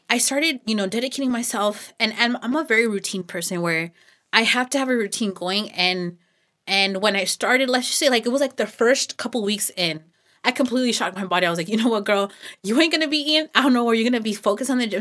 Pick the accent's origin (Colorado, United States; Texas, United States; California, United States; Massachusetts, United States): California, United States; Los Banos; I was born and raised out here in Los Baños